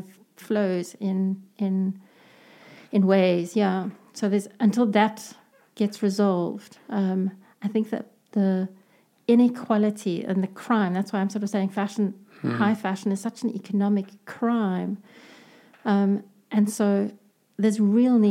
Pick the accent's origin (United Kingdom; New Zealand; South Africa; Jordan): South Africa; as a South African consumer